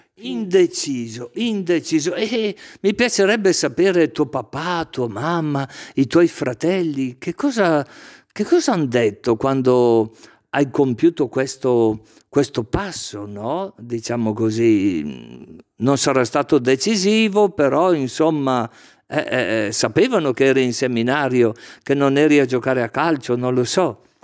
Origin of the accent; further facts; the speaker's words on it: Legnano, Lombardy, Italy; now in Brescia, Italy; Sono di Legnano in provincia di Milano.